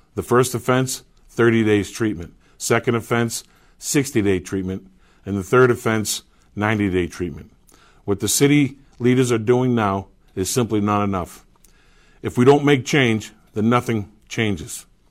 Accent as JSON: {"language": "English", "town": "Manchester", "region": "New Hampshire", "country": "United States", "tie": "born or raised there", "said": "I was born and raised here in Manchester, lived here my entire life."}